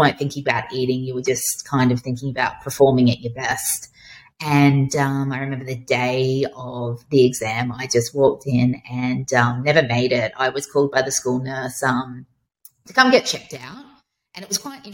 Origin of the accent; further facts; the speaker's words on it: Brisbane, Queensland, Australia; also born or lived in Toowoomba; I grew up in Brisbane.